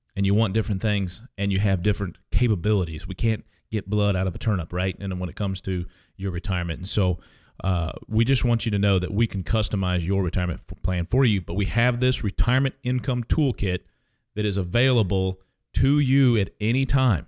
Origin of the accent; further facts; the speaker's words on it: St. Charles, Missouri, United States; moved away as an adult; also born or lived in Kansas; now in Cape Girardeau, United States; I grew up, most of my, uh, childhood was in Saint Charles, Missouri